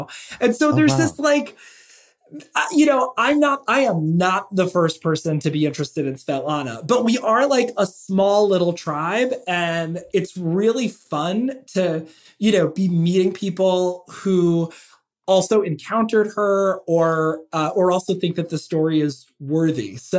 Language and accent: English; Philadelphia, Pennsylvania, United States; I moved to Philly, and which is my hometown.